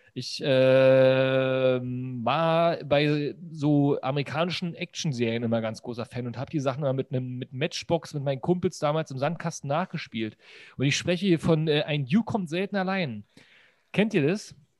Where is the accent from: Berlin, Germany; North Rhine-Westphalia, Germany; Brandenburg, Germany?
Berlin, Germany; bei uns in Berlin